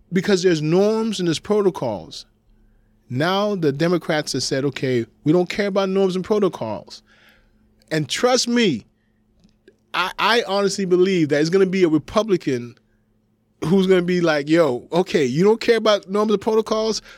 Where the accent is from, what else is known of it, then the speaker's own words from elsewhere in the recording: United States; I am coming to you as an American.